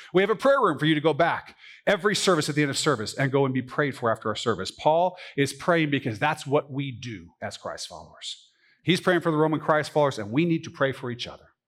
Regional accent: United States; I grew up in the United States of America

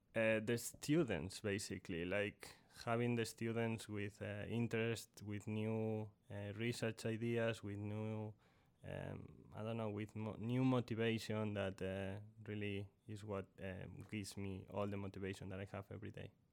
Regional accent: A Coruña, Galicia, Spain; moved away as an adult; also born or lived in Purdue University, Indiana, United States; now in Texas, United States; I went to college in, in my home country, in Spain, in, in a city called La Coruña

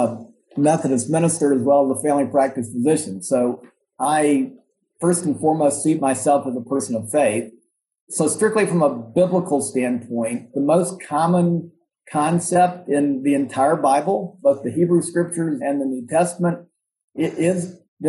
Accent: Atlanta, Georgia, United States; moved away as an adult; now in Memphis, United States; I'm not from Memphis. I actually grew up in Atlanta.

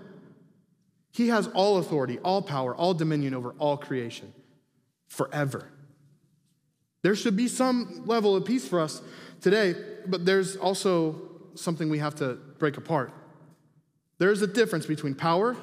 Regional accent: Huntington, United States; People that know me growing up, I was a rebel. I was not a good kid here in Huntington

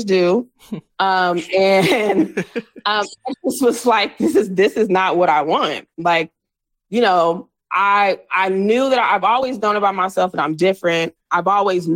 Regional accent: San Diego, California, United States; moved away as an adult; now in Los Angeles, United States; So I'm from San Diego

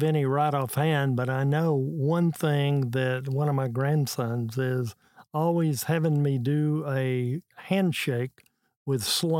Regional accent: San Angelo, Texas, United States; now in Dallas, United States; Yeah, I grew up in San Angelo, Texas, and Judy and I met at Baylor and graduated from Baylor, and we moved to Dallas

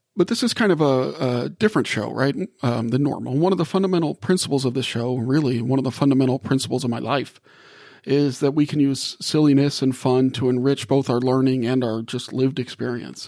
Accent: New Orleans, Louisiana, United States; moved away; also born or lived in Gulf South; I grew up in New Orleans and spent a lot of my life in the Gulf South

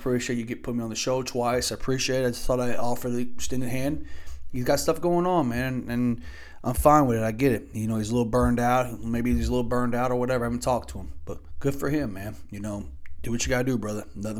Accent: Louisville, Kentucky, United States; now in Indiana, United States; growing up in Louisville

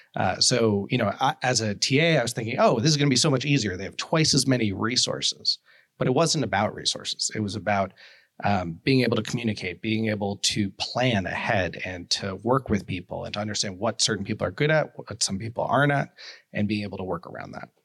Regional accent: New York City, New York, United States; I grew up in New York City

